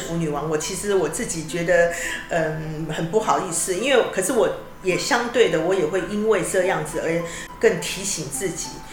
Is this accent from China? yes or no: no; Kaohsiung, Taiwan; now in Taipei, Taiwan; 自己本身我是从高雄南部上来的